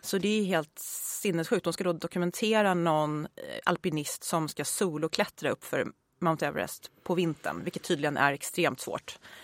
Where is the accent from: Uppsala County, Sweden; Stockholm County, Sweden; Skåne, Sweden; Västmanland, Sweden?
Uppsala County, Sweden; Uppsala; Jag är född och uppvuxen i Uppsala